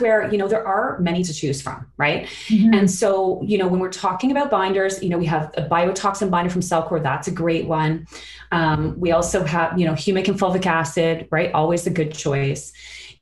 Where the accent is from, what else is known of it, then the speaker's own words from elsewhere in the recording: Sarnia, Ontario, Canada; I grew up in Sarnia, which is in Chemical Valley.